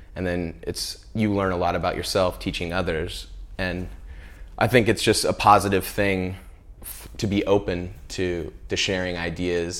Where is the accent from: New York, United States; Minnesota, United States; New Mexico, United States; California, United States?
California, United States; Central; I grew up in California, and, you know, when you're a kid growing up in, like, Central California